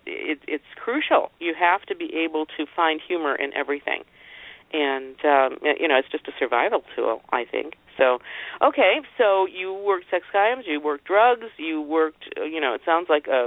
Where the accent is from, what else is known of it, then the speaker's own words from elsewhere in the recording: Seattle, Washington, United States; right here in my hometown of Seattle